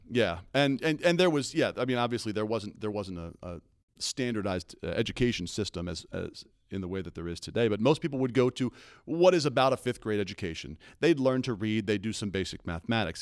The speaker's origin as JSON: {"language": "English", "region": "East Coast", "country": "United States", "tie": "born or raised there", "said": "I grew up on the East Coast, so, so I'm a, I'm a seafood guy through and through"}